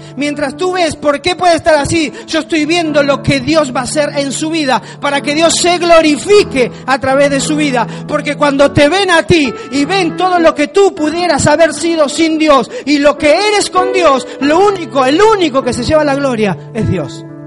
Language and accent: Spanish; Argentina; moved away; yo soy de un pueblo muy pequeño en Argentina, súper bonito